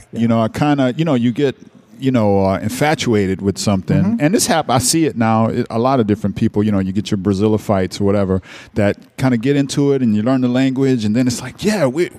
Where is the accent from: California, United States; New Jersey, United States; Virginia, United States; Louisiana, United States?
Louisiana, United States; New Orleans; moved away; also born or lived in New York; I'm from New Orleans. I'm from, you know, grew up hearing the Meters and all kind of all our music here on the radio.